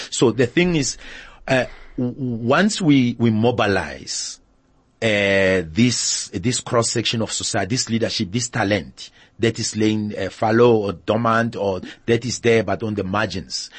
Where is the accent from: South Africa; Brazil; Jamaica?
South Africa; We don't have that in South Africa